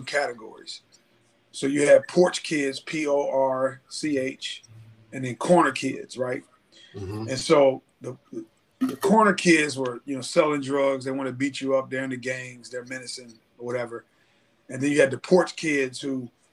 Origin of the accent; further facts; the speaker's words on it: Cincinnati, Ohio, United States; I grew up in Cincinnati, Ohio, in this community called Avondale